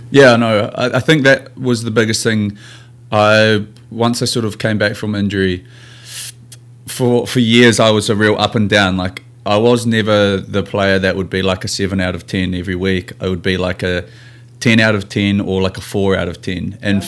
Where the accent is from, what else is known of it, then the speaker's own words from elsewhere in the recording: New Zealand; moved away as an adult; now in Seattle, United States; I'm a Kiwi rugby player playing here in America for the Seattle team